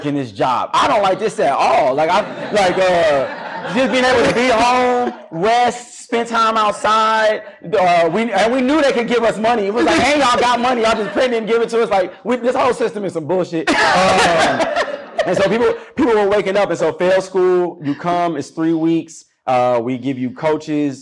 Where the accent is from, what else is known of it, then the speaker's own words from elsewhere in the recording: Chicago, Illinois, United States; growing up on the South Side of Chicago